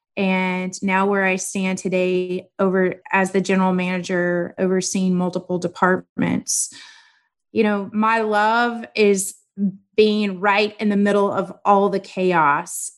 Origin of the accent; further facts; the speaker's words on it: Corpus Christi, Texas, United States; also born or lived in Kingsville, Texas / College Station, Texas; I am from Corpus Christi, or that is where I grew up. I was born in Kingsville, Texas, and then we moved for me to start school